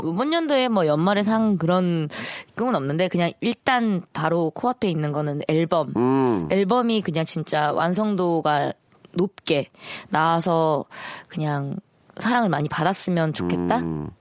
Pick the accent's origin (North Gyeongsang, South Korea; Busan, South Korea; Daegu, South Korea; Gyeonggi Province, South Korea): Busan, South Korea; moved away as an adult; now in Seoul, South Korea; 저 메이드 인 부산입니다.